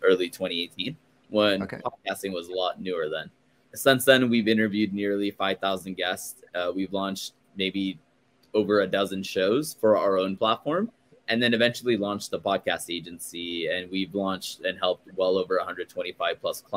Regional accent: Glendale, California, United States; also born or lived in Chicago; I am born and raised in Los Angeles, in a small, not small, but in a town called Glendale

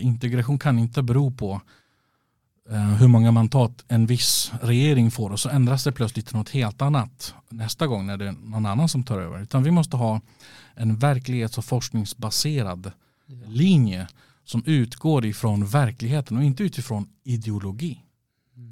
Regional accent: Västerås, Västmanland, Sweden; also born or lived in Stockholm; Västerås i mitt hjärta. Mm. Det, men det är jag uppväxt i alla fall

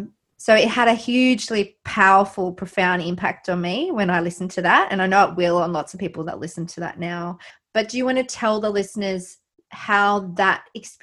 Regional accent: Australia; I just felt so guilty, like, as an Australian

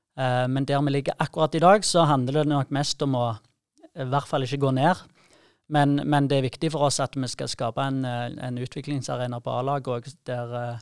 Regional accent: Sandnes and Jæren, Rogaland, Norway; fra Sandnes og, og Jæren, der vi kommer fra

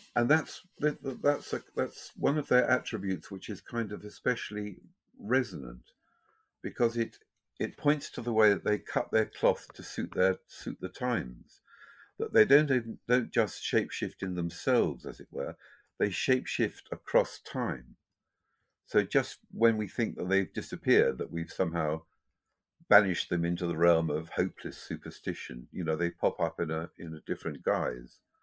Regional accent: Ireland; me being Irish

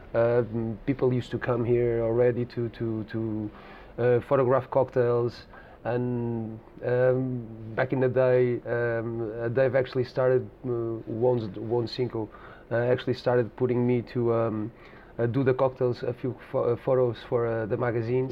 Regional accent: Lisbon, Portugal; I'm born and bred in Lisbon

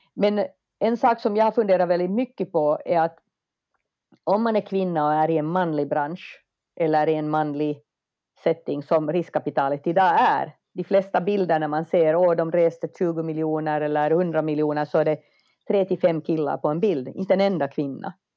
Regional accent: Finland; moved away as an adult; also born or lived in United States; now in Stockholm, Sweden; jag är ju finsk

